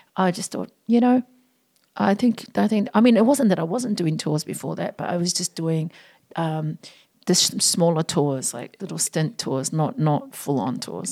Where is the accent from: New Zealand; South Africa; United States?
New Zealand; Auckland; also born or lived in Sydney, Australia; now in Australia; I grew up in South Auckland